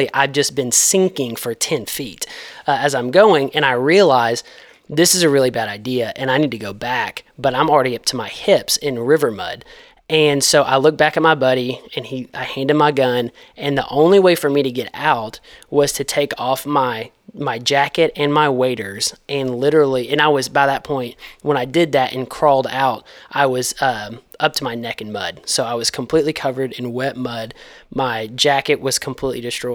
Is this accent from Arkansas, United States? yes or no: yes; DeWitt, Arkansas, United States; I grew up in DeWitt, Arkansas